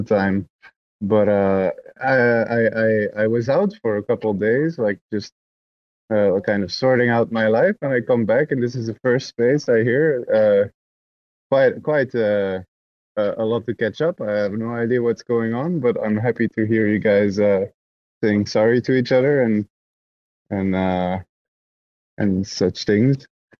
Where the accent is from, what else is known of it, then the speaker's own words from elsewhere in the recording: Belgium; I'm from Belgium